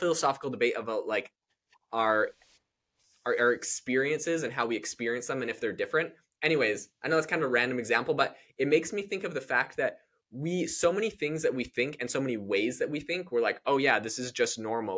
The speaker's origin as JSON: {"language": "English", "country": "Canada", "moved": "yes", "lives_now": "United States", "said": "I'm from Canada"}